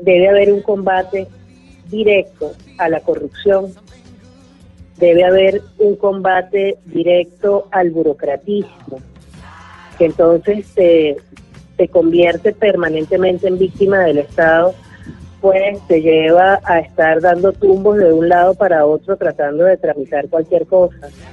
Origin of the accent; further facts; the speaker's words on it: Venezuela; nuestro país